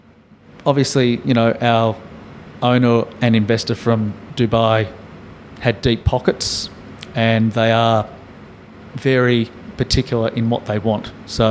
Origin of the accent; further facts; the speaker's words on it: Melbourne, Victoria, Australia; and I'm from Melbourne, so I know about good coffee. So we have good coffee in Melbourne.